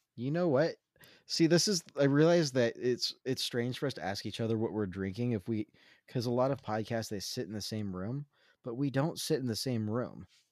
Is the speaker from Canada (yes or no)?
no; Central Coast, California, United States; I grew up in Central Coast, California